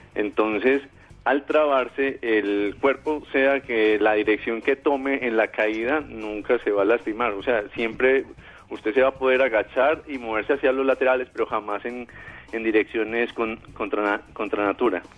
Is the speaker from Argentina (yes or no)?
no; Colombia